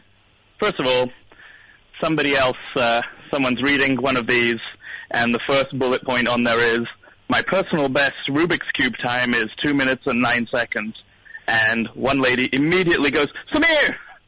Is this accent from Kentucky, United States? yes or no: yes; Kentucky, United States; Everyone knows I'm from Kentucky.